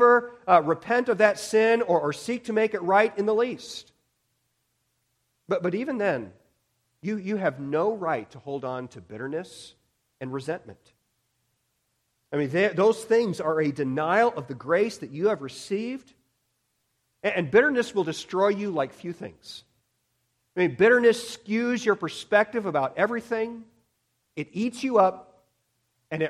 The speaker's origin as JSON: {"language": "English", "country": "United States", "said": "we as American Christians"}